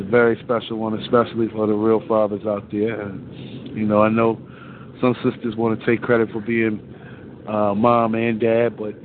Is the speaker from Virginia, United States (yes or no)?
yes; Virginia, United States; Virginia Beach, Virginia, which is my home state